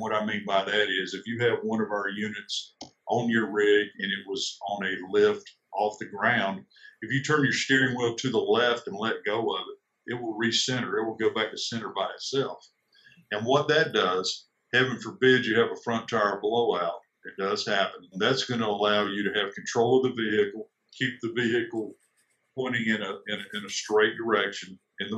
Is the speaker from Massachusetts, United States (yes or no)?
no; South Carolina, United States; I'm originally from South Carolina.